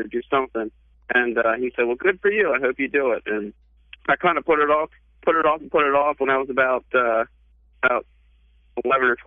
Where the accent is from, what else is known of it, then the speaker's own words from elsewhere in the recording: Pennsylvania, United States; moved away; I'm from Pennsylvania originally